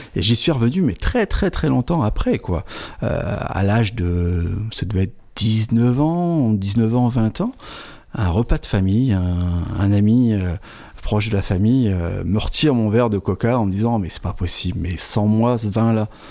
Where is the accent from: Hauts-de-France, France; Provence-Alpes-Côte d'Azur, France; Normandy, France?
Hauts-de-France, France; Fontaine-lès-Vervins; moved away as an adult; also born or lived in Avize, Champagne; Je suis originaire d'un petit village de l'Aisne à Fontaine-les-Vervins, entre, on va dire, Hirson, euh, euh, et Lan, très proche de la frontière belge.